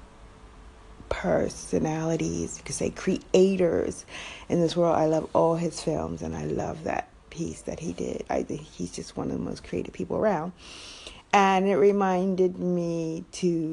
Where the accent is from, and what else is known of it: United States; moved away